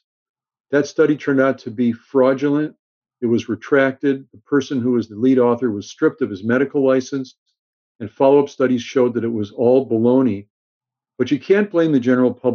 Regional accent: Los Angeles, California, United States; also born or lived in Chicago; growing up in Los Angeles, when I was in high school

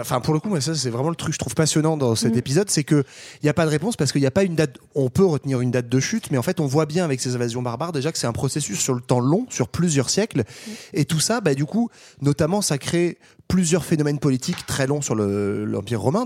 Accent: France; on est français

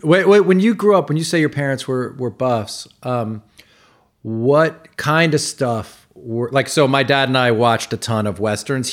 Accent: New York, United States; I grew up in New York in the late 70s and 80s.

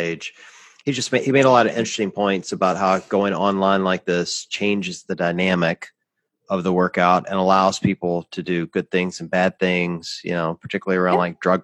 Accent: the South, United States; I grew up in the South

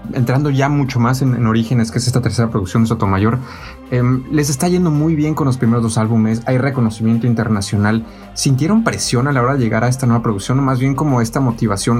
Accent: Mexico; now in Germany; Yo, mexicano, que vive en Alemania

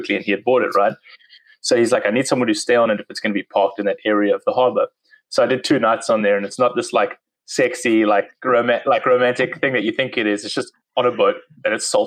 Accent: Cape Town, Western Cape, South Africa; accent: South African; moved away as an adult; also born or lived in Durban; now in United States; So I moved in 2009 from South Africa. I grew up in Cape Town, which is kind of the most southern part.

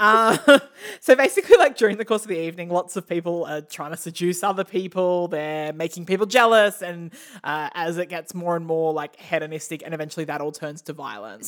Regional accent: Australia; we're from Australia

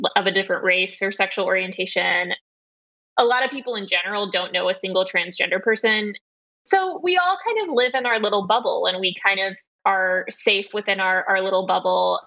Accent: West Texas, United States; I grew up in West Texas and my parents were Russian Jewish refugees

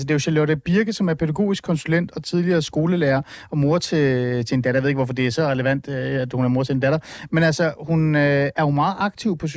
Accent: Iran; now in Denmark; Jeg er fra Iran.

